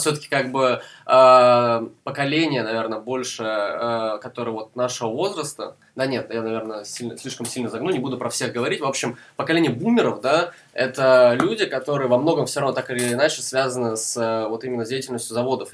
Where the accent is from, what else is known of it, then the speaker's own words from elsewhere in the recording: Perm, Perm Krai, Russia; moved away; also born or lived in Saratov; я родился не в Перми, но большую часть своей жизни я как бы связал именно с этим городом